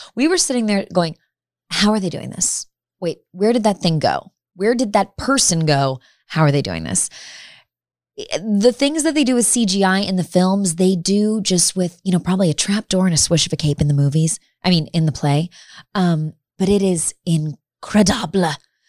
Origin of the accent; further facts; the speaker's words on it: Chicago, Illinois, United States; now in Los Angeles, United States; I'm from Chicago.